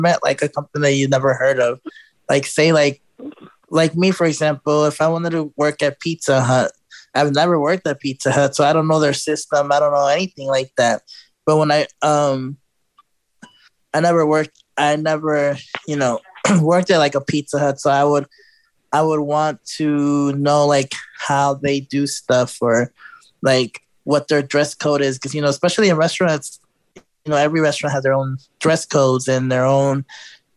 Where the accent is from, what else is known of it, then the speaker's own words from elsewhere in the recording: Chicago, Illinois, United States; moved away as an adult; now in Houston, United States; I'm from Chicago originally